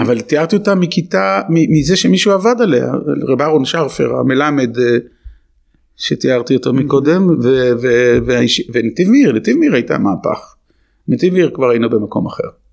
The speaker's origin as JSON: {"language": "Hebrew", "town": "Herzliya", "region": "Tel Aviv District", "country": "Israel", "tie": "born or raised there", "also_born_or_lived": "Jerusalem", "moved": "yes", "said": "גדלתי בעיירת פיתוח, בהרצליה פיתוח"}